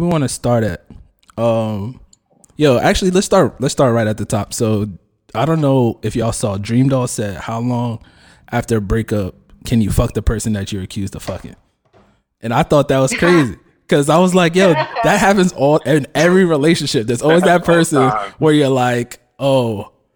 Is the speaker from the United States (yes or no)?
yes; New Jersey, United States; I'm from Jersey as well.